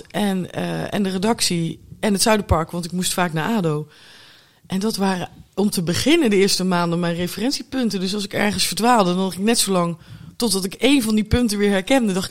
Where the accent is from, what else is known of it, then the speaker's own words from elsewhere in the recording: Hoogerheide, North Brabant, Netherlands; also born or lived in Tilburg; now in The Hague, Netherlands; ben in Brabant geboren. Ik woon inmiddels langer in Den Haag dan dat ik in Brabant heb gewoond. Maar mijn ouders wonen nog steeds in Hogerheide bij Berg op Zoom.